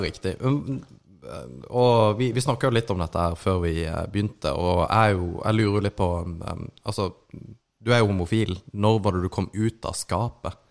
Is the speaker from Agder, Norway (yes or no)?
yes; Kristiansand, Agder, Norway; vi er jo fra Kristiansand